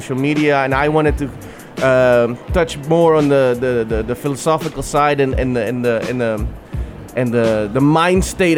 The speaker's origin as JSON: {"language": "English", "town": "Amsterdam", "region": "North Holland", "country": "Netherlands", "tie": "born or raised there", "moved": "yes", "lives_now": "United Arab Emirates", "said": "So I'm Iraqi Kurdish. My mom is Bulgarian. I grew up in Amsterdam, I live in the UAE right now"}